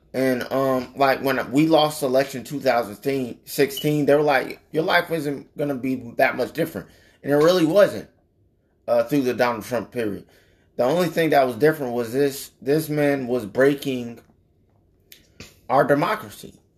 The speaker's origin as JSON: {"language": "English", "country": "United States", "said": "us as the American people"}